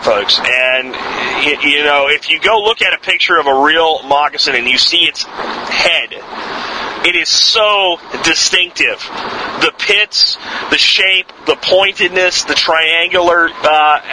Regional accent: Jacksonville, Florida, United States; I grew up in Jacksonville

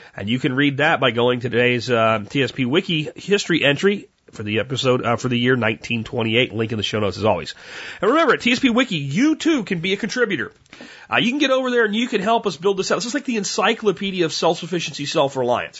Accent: United States; you have this pride in being an American.

